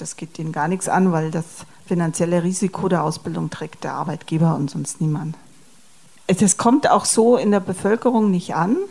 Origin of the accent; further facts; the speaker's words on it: Germany; bei uns in Deutschland